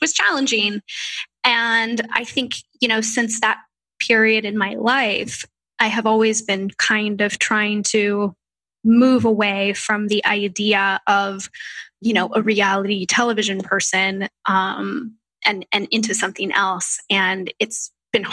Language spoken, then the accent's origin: English; Orange County, California, United States; I was from Orange County, so it's an hour and a half from Los Angeles.